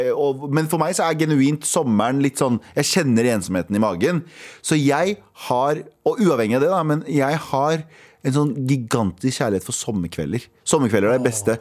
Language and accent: Norwegian; Mysen, Østfold, Norway; jeg er fra Mysen